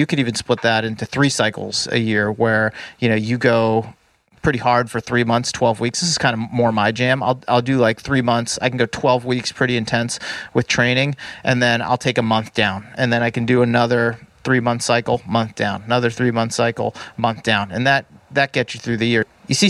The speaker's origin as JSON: {"language": "English", "region": "East Coast", "country": "United States", "said": "I mean, we're both from the East Coast originally."}